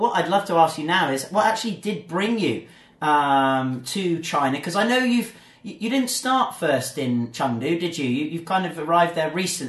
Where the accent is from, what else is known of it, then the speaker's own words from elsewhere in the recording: England, United Kingdom; I'm from England